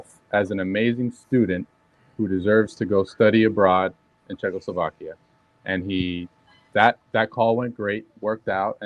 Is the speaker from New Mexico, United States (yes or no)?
no; Miami, Florida, United States; born and raised in Miami